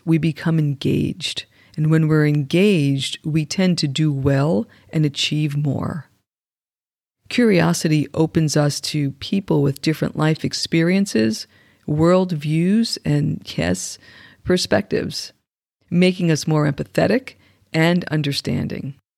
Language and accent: English; New York, United States; I grew up right outside of New York City